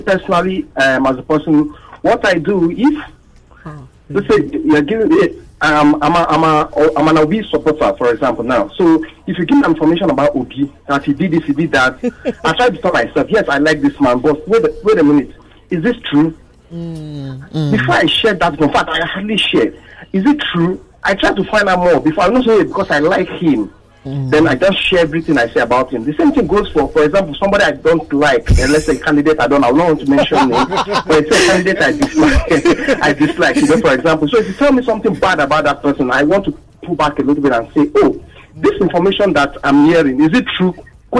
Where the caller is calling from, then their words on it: Bariga, Lagos, Nigeria; I'm calling from Bariga.